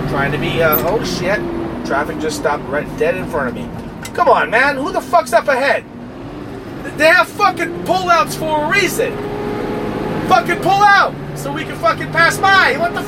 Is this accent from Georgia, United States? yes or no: no; Brooklyn, New York, United States; also born or lived in New Jersey / California; Anyways, Brooklyn, what's up? Shout out. And, okay, I grew up in Brooklyn, I moved to Jersey, and then I moved to fucking Cali.